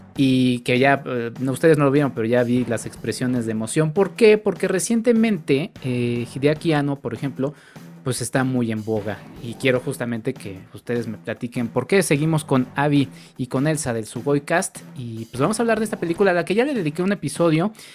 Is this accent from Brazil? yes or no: no; Mexico; como mexicanos